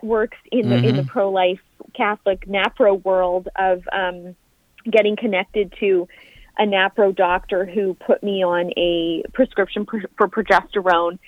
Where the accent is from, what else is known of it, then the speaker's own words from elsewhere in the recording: Canada; now in Florida, United States; I am living in the States now, I am a Canadian